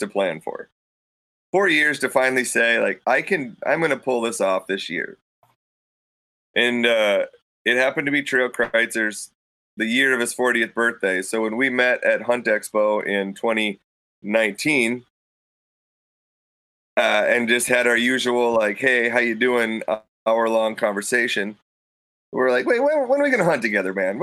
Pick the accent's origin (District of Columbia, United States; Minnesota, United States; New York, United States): Minnesota, United States; moved away; where I grew up in Minnesota